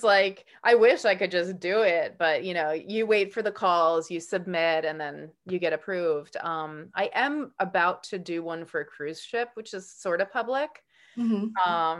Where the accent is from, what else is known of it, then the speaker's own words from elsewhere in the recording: New York, United States; I grew up in New York. I grew up on Long Island, the South Side, near there's like the barrier beaches